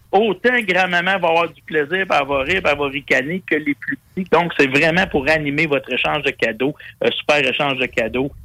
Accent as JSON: {"language": "French", "region": "Quebec", "country": "Canada", "said": "ici, chez nous au Québec"}